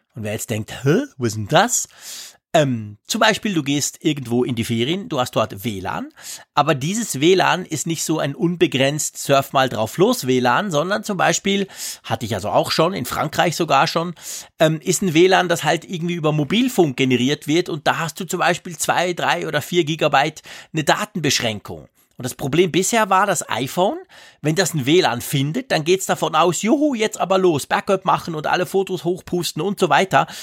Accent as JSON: {"language": "German", "country": "Switzerland", "said": "ich bin ein Schweizer"}